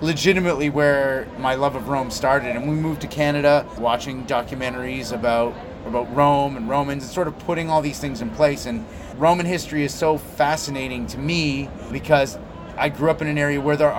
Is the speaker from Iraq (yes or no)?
no; Belgium; I grew up in Belgium